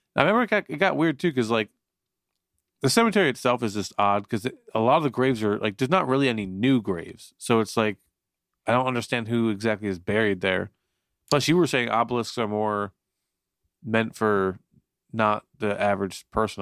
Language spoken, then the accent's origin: English; Florida, United States; also born or lived in Newton, New Jersey; now in New Jersey, United States; I grew up in Florida for uh, like 11 years